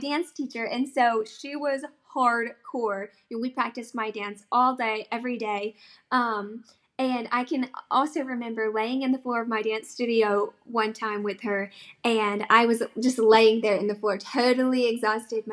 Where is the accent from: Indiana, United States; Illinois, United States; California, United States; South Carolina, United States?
South Carolina, United States; I am from South Carolina